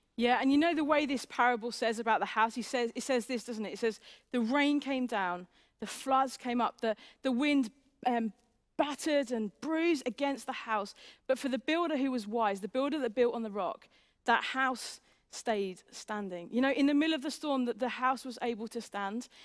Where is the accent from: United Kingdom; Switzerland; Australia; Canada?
United Kingdom; England